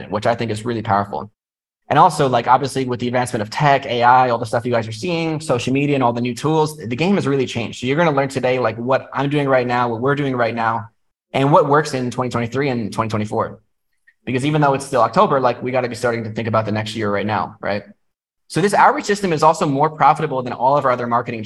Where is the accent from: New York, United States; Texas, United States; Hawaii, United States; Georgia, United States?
New York, United States; moved away as an adult; now in Vietnam; I'm from New York